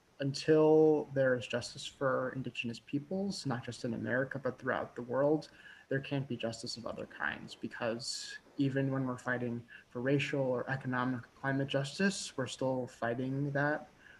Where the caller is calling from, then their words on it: Nashville, Tennessee, United States; I use he, him pronouns, and I'm calling in from Cherokee and Shawnee land in Nashville, Tennessee.